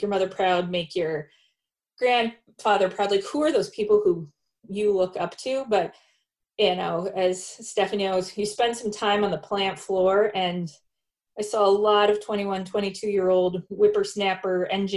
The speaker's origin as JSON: {"language": "English", "town": "Faribault", "region": "Minnesota", "country": "United States", "tie": "born or raised there", "said": "I am Minnesota born and bred. I grew up in Faribault, Minnesota in a small town."}